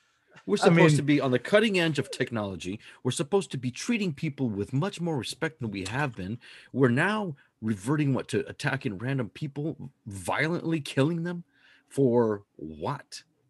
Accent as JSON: {"language": "English", "region": "Washington", "country": "United States", "said": "I am from Washington."}